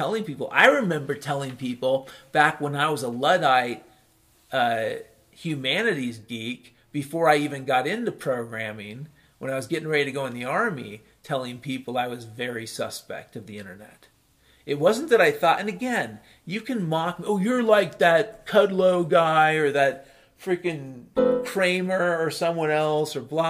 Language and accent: English; Ireland; I'm a hopeful bastard, I'm Irish.